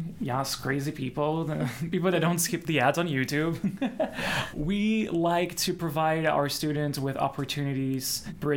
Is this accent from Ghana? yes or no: no; Brazil; moved away as an adult; I'm originally from Brazil